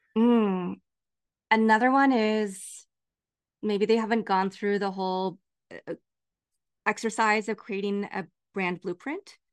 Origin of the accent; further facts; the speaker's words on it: Lawrence, Kansas, United States; now in Los Angeles, United States; growing up in Lawrence, Kansas